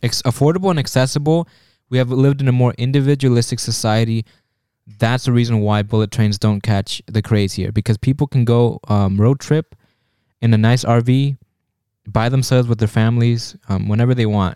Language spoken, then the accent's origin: English; United States; we're American